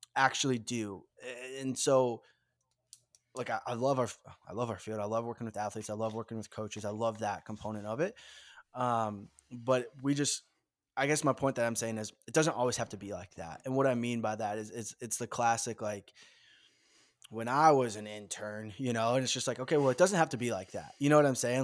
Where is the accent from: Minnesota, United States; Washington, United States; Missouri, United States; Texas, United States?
Minnesota, United States; born and raised in the Midwest in the great state of Minnesota